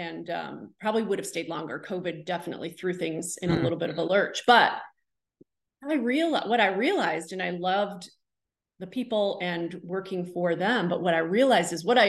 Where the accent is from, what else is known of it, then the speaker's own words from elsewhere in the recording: New York, United States; now in North Carolina, United States; I'm from Central New York. There were not home builders there. That I came to North Carolina and I was selling homes.